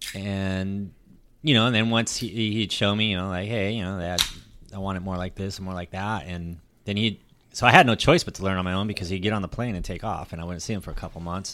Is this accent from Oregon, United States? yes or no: no; Long Beach, California, United States; now in San Diego, United States; I grew up outside of Long Beach